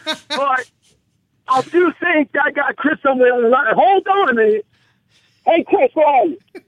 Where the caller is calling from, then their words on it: Australia; This is the star child. I'm calling from Australia.